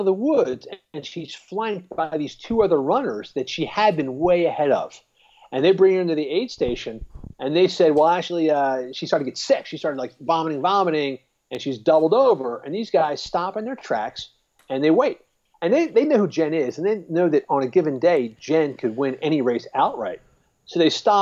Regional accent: Philadelphia, Pennsylvania, United States; my hometown of Philadelphia

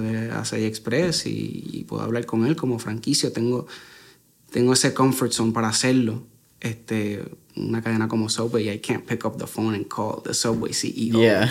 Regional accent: Puerto Rico

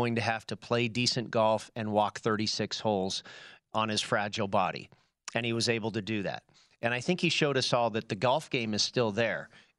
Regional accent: Bay Area, California, United States; moved away; I grew up in the Bay Area, and I grew up a 49er fan.

